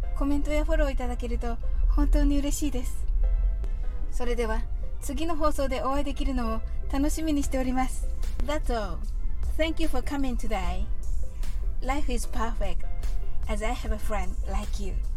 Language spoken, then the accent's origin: Japanese; Japan; 私たち日本人